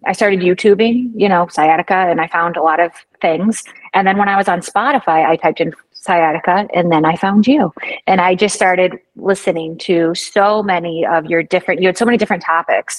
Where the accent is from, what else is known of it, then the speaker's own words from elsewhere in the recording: Michigan, United States; now in Florida, United States; I'm from Michigan originally